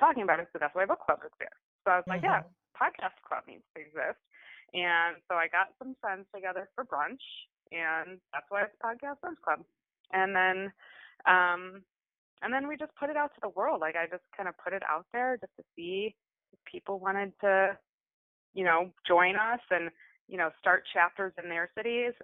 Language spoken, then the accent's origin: English; Midwest, United States; I grew up in the Midwest